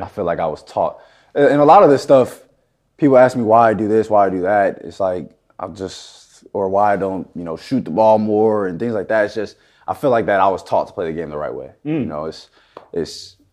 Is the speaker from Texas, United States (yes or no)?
yes; Houston, Texas, United States; moved away; I grew up in Houston